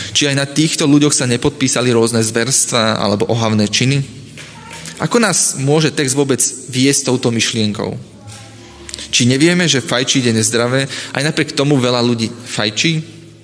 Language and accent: Slovak; Piešťany, Trnava Region, Slovakia; Keď som sa ako mladý začal stretávať s adventistami, tak sme vytvorili spoločnú skupinku u nás v Piešanoch